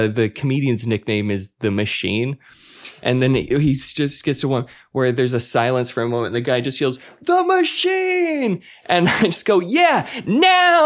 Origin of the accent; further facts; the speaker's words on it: Utah, United States; I'm white boy from Utah